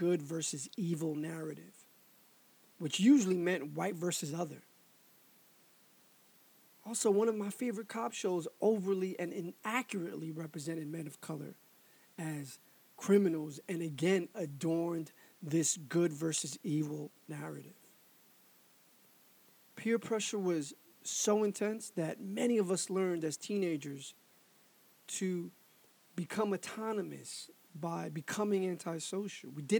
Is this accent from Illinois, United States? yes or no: no; New York City, New York, United States; I was also from Harlem, and at the time it was known as money-making Harlem